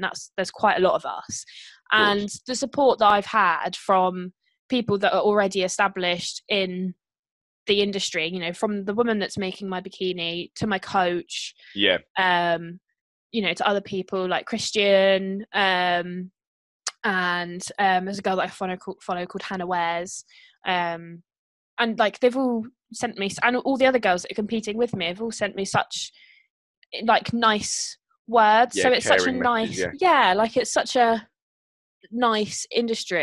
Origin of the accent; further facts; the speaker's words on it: United Kingdom; especially being British